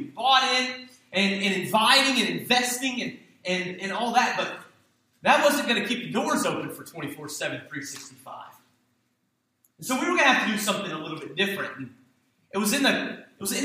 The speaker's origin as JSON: {"language": "English", "town": "Hampton", "region": "Virginia", "country": "United States", "tie": "born or raised there", "said": "the church that I grew up in Hampton, Virginia"}